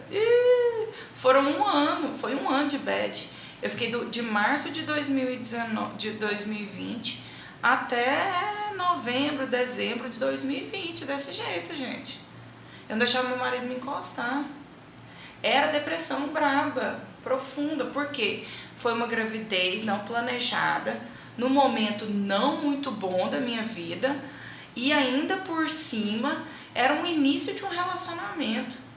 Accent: Uberlândia, Minas Gerais, Brazil; a gente é de Uberlândia, para quem não sabe, nós somos de Uberlândia. E a gente morava no São Jorge, que é na periferia de Uberlândia

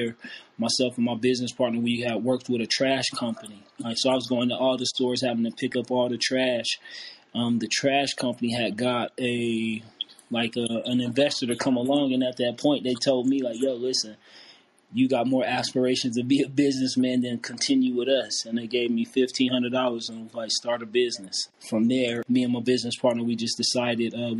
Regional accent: Denver, Colorado, United States; also born or lived in Grand Island, Nebraska; I'm originally from Grand Island, Nebraska, but I grew up here in Denver, Colorado.

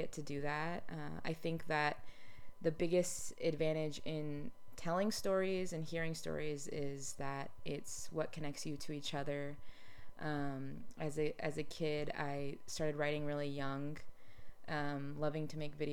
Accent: Austin, Texas, United States; moved away as an adult; also born or lived in New York City; I grew up in Austin

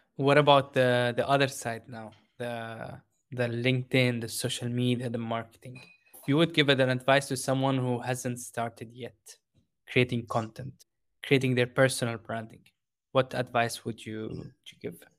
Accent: Jordan; moved away; I grew up in Jordan

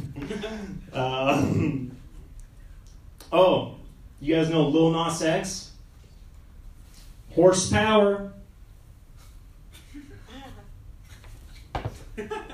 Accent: Seattle, Washington, United States; I'm from Seattle.

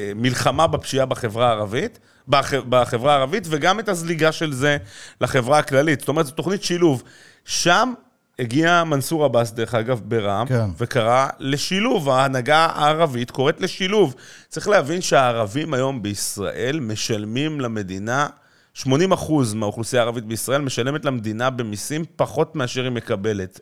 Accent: Jerusalem, Jerusalem District, Israel; אני ירושלמי, אה, דרך אגב, אה, מצד אחד דור שישי בירושלים

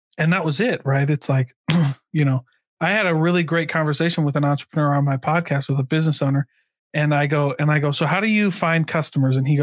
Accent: Iowa, United States; moved away; I came from Iowa

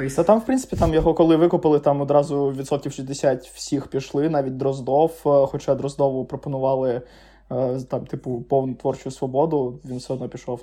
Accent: Crimea, Ukraine; moved away as an adult; also born or lived in Lviv; я сам з Криму

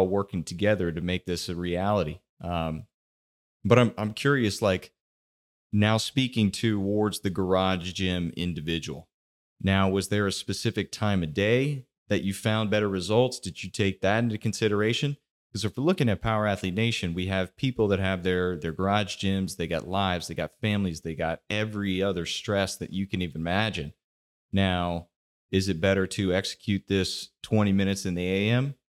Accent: Texas, United States; in school in growing up in Texas

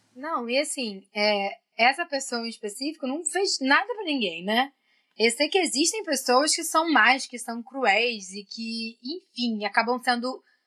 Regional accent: Brazil; nós, como brasileiros

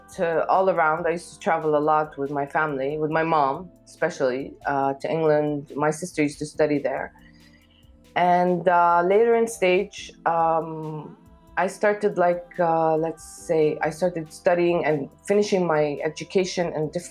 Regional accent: Kuwait; also born or lived in Lebanon / Africa / Gulf area; now in Amman, Jordan; I was born in Kuwait. I lived there for a while until my parents got divorced

